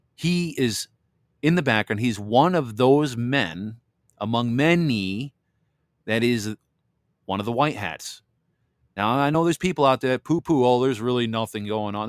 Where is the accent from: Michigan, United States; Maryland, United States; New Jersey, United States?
Michigan, United States; I'm from Michigan here.